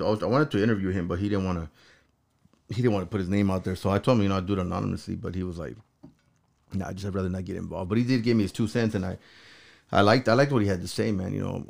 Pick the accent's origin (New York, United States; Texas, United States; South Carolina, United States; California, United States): California, United States; Los Angeles; look, I came from Los Angeles, and I used to fight a lot, right?